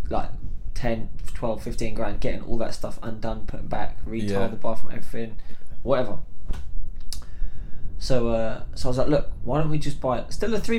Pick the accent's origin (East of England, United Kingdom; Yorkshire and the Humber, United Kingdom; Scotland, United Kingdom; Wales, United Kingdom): Scotland, United Kingdom; born or raised there; accent: Scottish; moved away; also born or lived in Slough